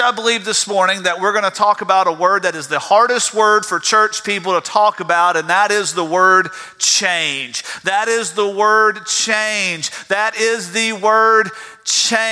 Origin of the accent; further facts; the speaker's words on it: South Georgia, United States; I'm from South Georgia. You can't get away from that.